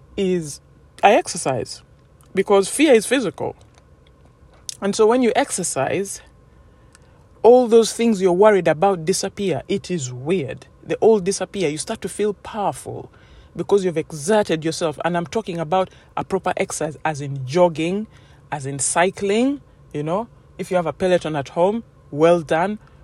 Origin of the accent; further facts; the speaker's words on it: Uganda; as a woman growing up in Uganda, where I come from